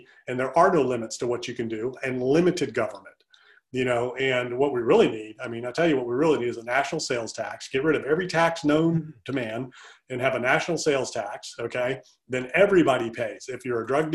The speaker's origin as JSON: {"language": "English", "region": "Deep South", "country": "United States", "tie": "born or raised there", "moved": "yes", "lives_now": "Charlottesville, United States", "said": "grew up in the Deep South."}